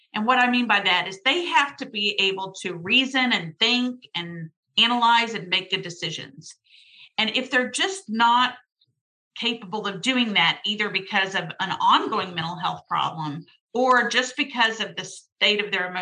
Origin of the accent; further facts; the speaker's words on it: Dallas, Texas, United States; I grew up in Dallas. I'm a Dallas girl